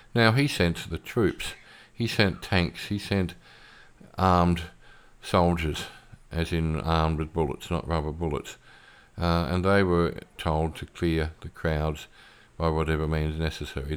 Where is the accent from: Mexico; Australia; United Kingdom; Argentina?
Australia; moved away as an adult; now in Philippines; I'm an Aussie and I spent forty-five years of my life there